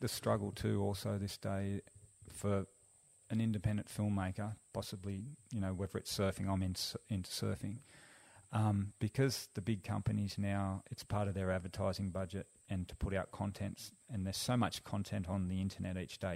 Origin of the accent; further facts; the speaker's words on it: Sydney, New South Wales, Australia; also born or lived in Central Coast, New South Wales; now in Byron Shire, Australia; I grew up in Western Sydney